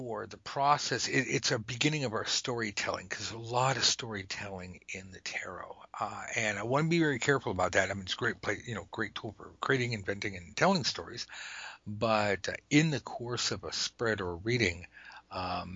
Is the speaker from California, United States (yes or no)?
yes; Los Angeles, California, United States; I'm from Los Angeles, and we have nothing but freeways